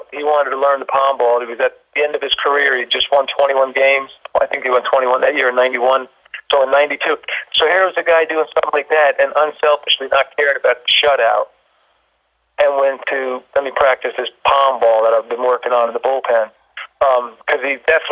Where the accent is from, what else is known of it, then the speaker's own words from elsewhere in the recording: New Jersey, United States; growing up in New Jersey, you know, the Mets, the Yankees